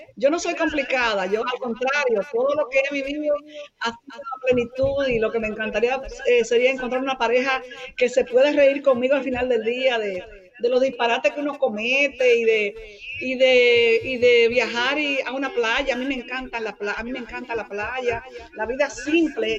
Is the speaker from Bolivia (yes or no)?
no; Dominican Republic; mi pueblo, mi país, la República Dominicana